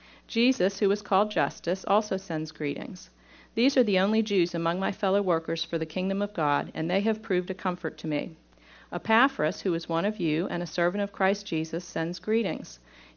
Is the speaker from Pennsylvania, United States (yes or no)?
yes; Pittsburgh, Pennsylvania, United States; accent: southern; Now, I'm from Pittsburgh, and when I go to Pittsburgh, they tell me that I have taken on a southern accent.